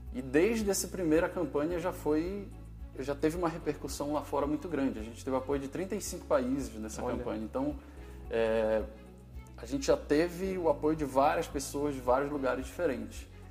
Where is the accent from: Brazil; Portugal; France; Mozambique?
Brazil; Belém, Pará; moved away as an adult; also born or lived in Belo Horizonte; eu formei na Federal do Pará, em Belém, sou de Belém